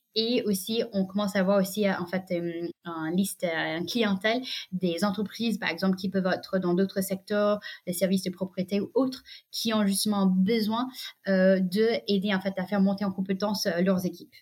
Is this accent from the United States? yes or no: yes; United States; French is a second language; moved away as an adult; now in France; j'ai grandi aux États-Unis